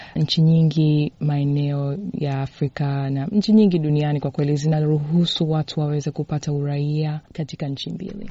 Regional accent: Tanzania; now in United States; kama Mtanzania

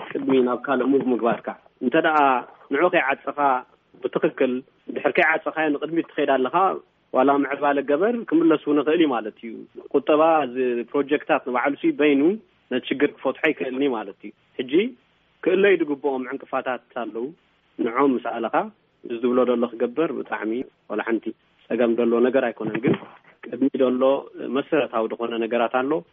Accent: Eritrea; ኣነ ከም ናይ ህዝቢ መጠን ከም ኤርትራዊ

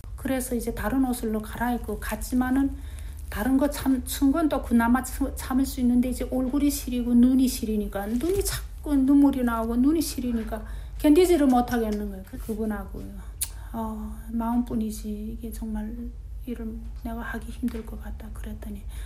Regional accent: North Korea; moved away as an adult; also born or lived in China; now in Utah, United States; 우리가 북한에서 태어난 것도

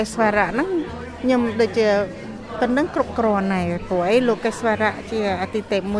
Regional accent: Cambodia

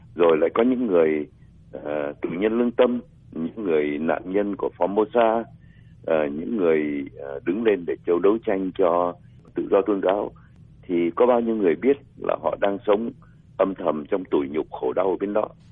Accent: Vietnam; moved away; cộng đồng người Việt chúng ta

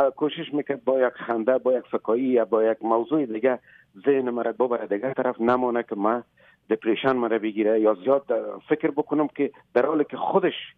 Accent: Afghanistan; moved away as an adult; also born or lived in Moscow, Russia; ما یک مدت طولانی بعد از اینکه مهاجر شدیم تقریبا همزمان از افغانستان بر آمدیم آمدیم مسکو

